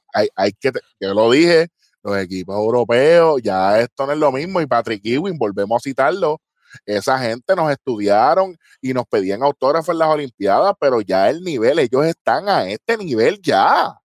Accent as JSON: {"language": "Spanish", "country": "Puerto Rico"}